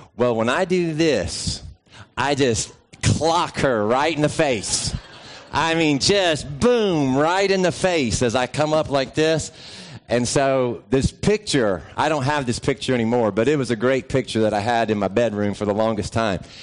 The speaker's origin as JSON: {"language": "English", "region": "West Virginia", "country": "United States", "tie": "born or raised there", "also_born_or_lived": "Georgia", "moved": "yes", "said": "I grew up in West Virginia"}